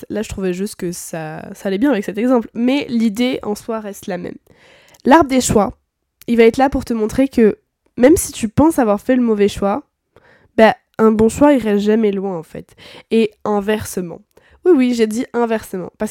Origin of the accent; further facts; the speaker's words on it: France; c'est qu'en tant que bon français aigri, c'est quelque chose qu'on a beaucoup de mal à appliquer.